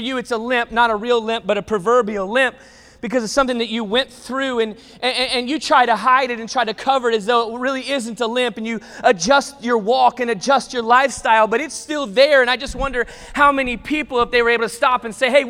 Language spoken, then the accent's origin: English; the South, United States; I grew up in the South